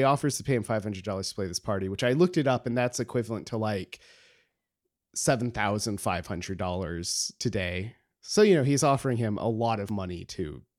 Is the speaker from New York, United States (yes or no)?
yes; New York, United States; Just as a New Yorker, I enjoy this book.